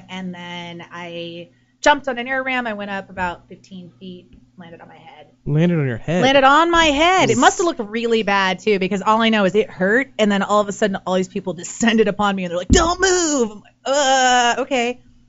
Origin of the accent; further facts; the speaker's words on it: Washington, United States; now in Los Angeles, United States; Washington State.